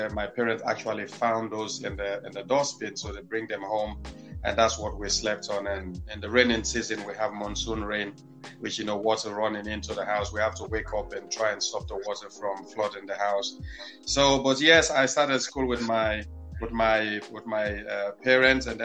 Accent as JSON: {"language": "English", "town": "Freetown", "region": "Western Area", "country": "Sierra Leone", "tie": "born there", "said": "But Tengbeh Town, where I was born, is like uh, one of the worst slum in the capital city"}